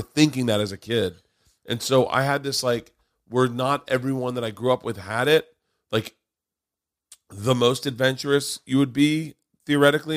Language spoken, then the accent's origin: English; Florida, United States; moved away; also born or lived in Tampa / Tallahassee; growing up in Florida